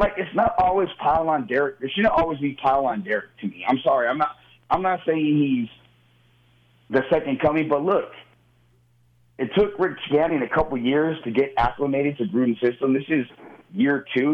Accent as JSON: {"language": "English", "region": "Southern California", "country": "United States", "tie": "born or raised there", "also_born_or_lived": "Los Angeles, United States", "moved": "as an adult", "lives_now": "Las Vegas, United States", "said": "Growing up in Southern California in, in the 80s and 90s"}